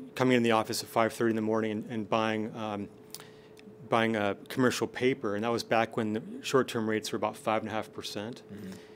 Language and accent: English; Seattle, Washington, United States; also born or lived in Stanford; I grew up in Seattle, and then I wanted to come back to Seattle after after uh, Stanford